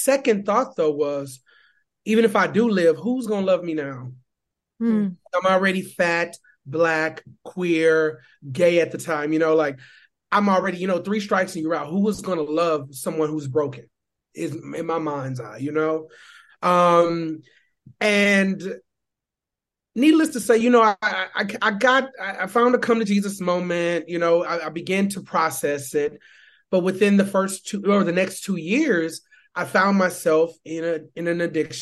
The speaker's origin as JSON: {"language": "English", "town": "Houston", "region": "Texas", "country": "United States", "tie": "born or raised there", "moved": "yes", "lives_now": "New York, United States", "said": "growing up in the South, specifically growing up in Houston, Texas"}